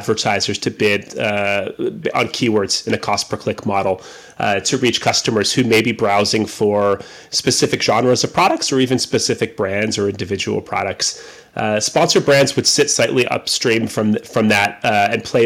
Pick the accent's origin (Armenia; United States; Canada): Canada; I am Canadian.